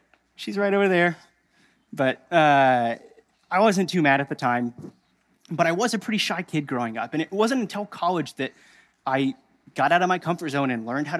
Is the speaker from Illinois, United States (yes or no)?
no; Indiana, United States; moved away as an adult; now in Missouri, United States; We're both from Indiana.